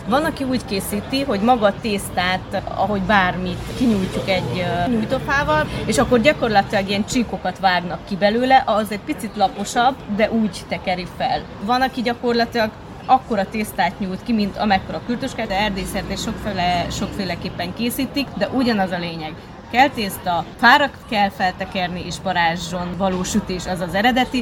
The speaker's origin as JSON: {"language": "Hungarian", "town": "Odorheiu Secuiesc", "region": "Harghita County", "country": "Romania", "also_born_or_lived": "Cluj-Napoca", "moved": "as an adult", "lives_now": "Hungary", "said": "Székelyudvarhelyről jöttünk, mesterségünk címere kürtöskács készítő"}